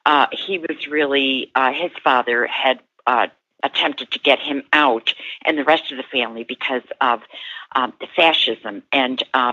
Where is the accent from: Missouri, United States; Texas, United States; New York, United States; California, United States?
New York, United States; Cortland; moved away; also born or lived in Greenville, South Carolina; I was born in Cortland.